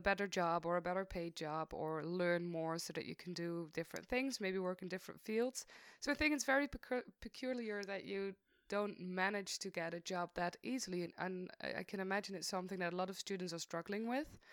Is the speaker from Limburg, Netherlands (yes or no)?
yes; Maastricht, Limburg, Netherlands; I'm from Maastricht. I'm still in Maastricht